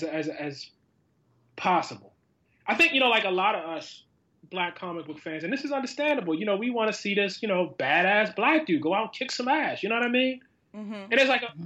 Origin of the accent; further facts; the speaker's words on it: Baltimore, Maryland, United States; As a kid, I grew up in West Baltimore